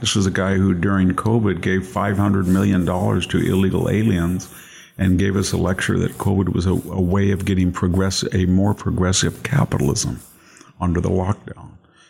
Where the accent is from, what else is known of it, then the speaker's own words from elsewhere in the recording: Selma, California, United States; It was wonderful to grow up in California.